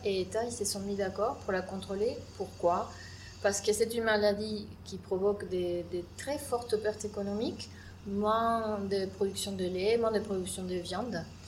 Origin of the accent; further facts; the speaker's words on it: Argentina; French is a second language; moved away as an adult; also born or lived in Buenos Aires, Argentina; now in France; je suis une microbiologiste qui a fait ses études dans mon pays d'origine qui est l'Argentine à l'Université de Buenos Aires